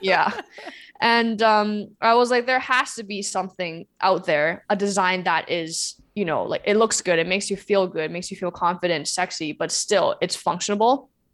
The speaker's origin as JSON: {"language": "English", "country": "China", "tie": "born or raised there", "moved": "yes", "said": "I grew up in China"}